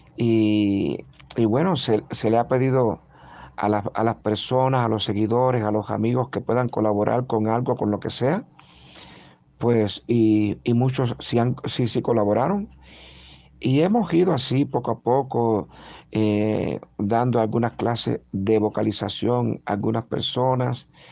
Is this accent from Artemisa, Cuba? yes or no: yes; Guanajay, Artemisa, Cuba; nací en Guanajay, eh, que es un pueblito maravilloso